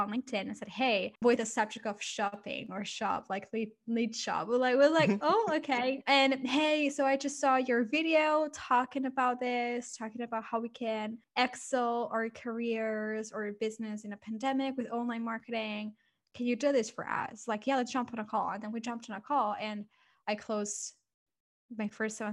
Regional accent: Barcelona, Catalonia, Spain; moved away as an adult; now in London, United Kingdom; I'm originally from Barcelona. So I came here, I moved to London to start my business

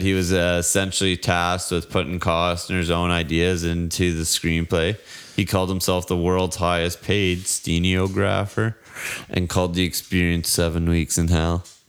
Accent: Canada; my hometown burnt down

